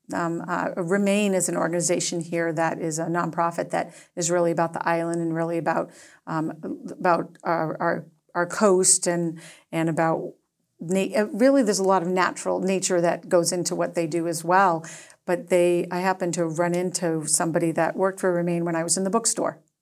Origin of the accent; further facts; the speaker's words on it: Acton, Massachusetts, United States; now in Nantucket, United States; I grew up in Acton, it was a small town